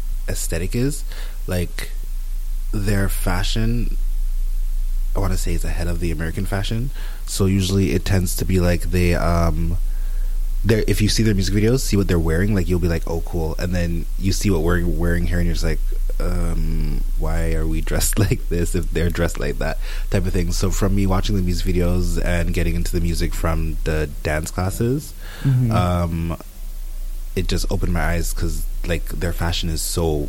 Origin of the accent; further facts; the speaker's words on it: Brampton, Ontario, Canada; also born or lived in Etobicoke, Toronto / Mississauga; now in Toronto, Canada; from Mississauga I grew up in Brampton, and now I'm back in Toronto